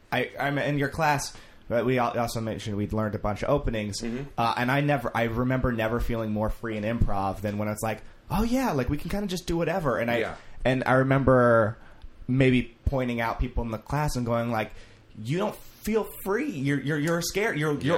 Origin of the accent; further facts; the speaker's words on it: Vacaville, California, United States; Right between Sacramento and San Francisco.